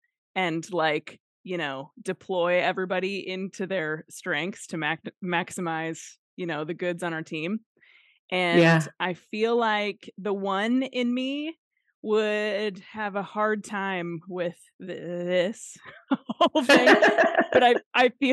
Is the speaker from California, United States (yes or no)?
no; Nebraska, United States; also born or lived in Minnesota; now in Maine, United States; I was born in Nebraska, like flatter than flat Nebraska.